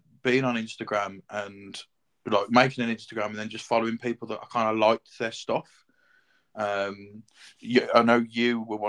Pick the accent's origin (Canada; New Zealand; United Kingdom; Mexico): United Kingdom; Birmingham, West Midlands; now in Worcester, United Kingdom; And I live in Worcester in the UK, originally from Birmingham.